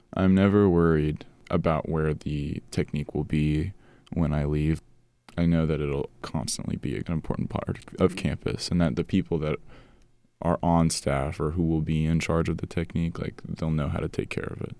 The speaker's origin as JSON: {"language": "English", "town": "Tulsa", "region": "Oklahoma", "country": "United States", "moved": "as an adult", "lives_now": "Atlanta, United States", "said": "I'm originally from Tulsa, Oklahoma"}